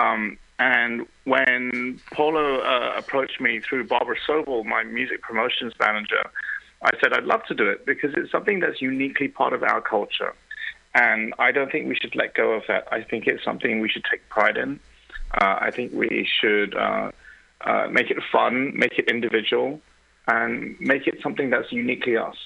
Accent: London, United Kingdom; accent: English; now in Germany; I was born in London, so even though I live in Germany, I was born in London

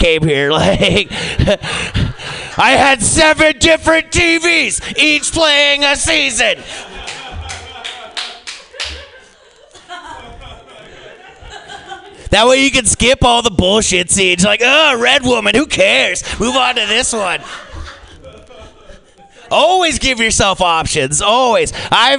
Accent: United States; as an American

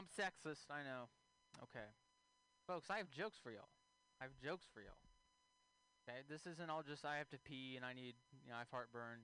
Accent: Texas, United States; moved away; I'm from Texas originally

